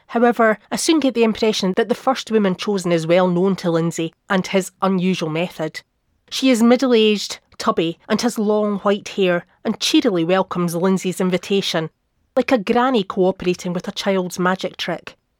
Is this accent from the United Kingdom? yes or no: yes; half an hour from Perth, Scotland, United Kingdom; Perth, which is only half an hour down the road from my hometown.